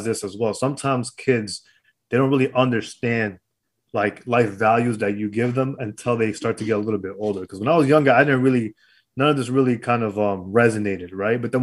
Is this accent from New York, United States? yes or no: yes; New York City, New York, United States; also born or lived in Brooklyn; I was born in Queens